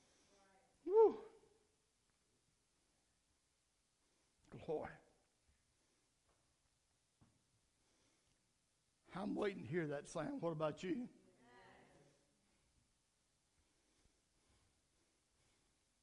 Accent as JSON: {"language": "English", "country": "United States", "said": "I celebrated July 4th as American"}